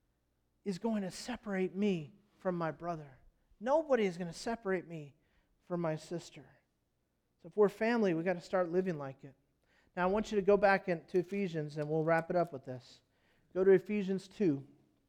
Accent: United States; I'm an American.

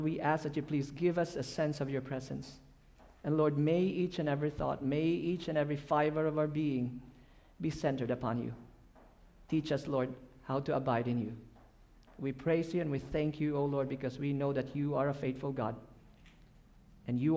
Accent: Philippines; English is a second language; I'm from the Philippines

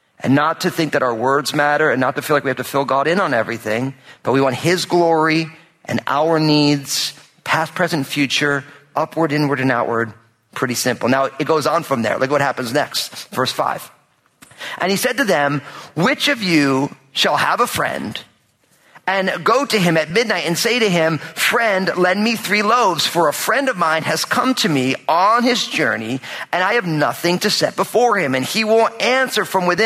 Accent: New Jersey, United States; I'm all Italian from New Jersey, which means that people always showed up at my house growing up

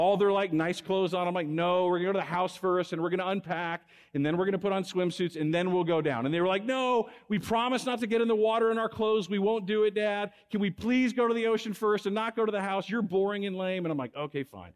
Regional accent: Texas, United States; moved away as an adult; now in Fresno, United States; I'm a Texan. I grew up in Texas.

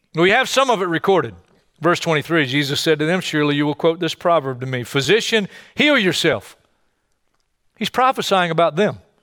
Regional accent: Hartsville, South Carolina, United States; my hometown in South Carolina, Hartsville, South Carolina

